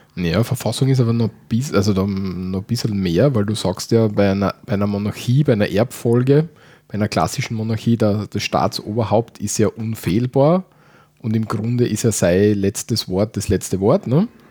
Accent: Austria; wie bei uns

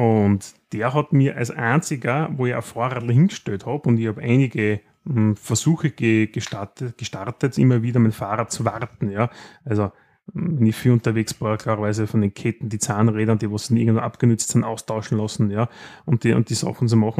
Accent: Austria; bei uns in Österreich

